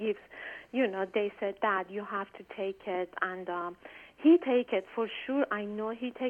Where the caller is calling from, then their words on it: Washington, District of Columbia, United States; I'm calling from Washington, D.C.